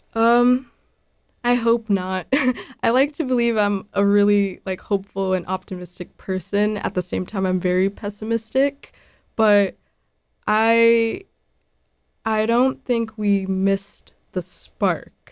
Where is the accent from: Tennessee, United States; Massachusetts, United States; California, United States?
Massachusetts, United States; Boston; I grew up in Dorchester, born and raised